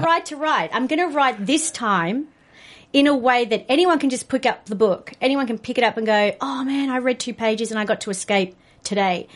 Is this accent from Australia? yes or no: yes; Australia; being an Australian